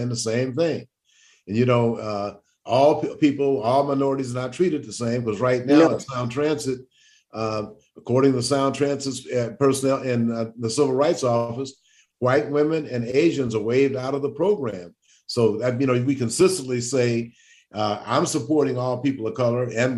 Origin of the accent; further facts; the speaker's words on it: Shreveport, Louisiana, United States; I was born in Charity Hospital on the colored side in Shreveport